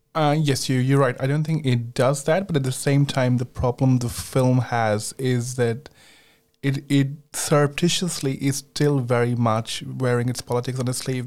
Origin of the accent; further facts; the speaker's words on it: India; moved away; I grew up in India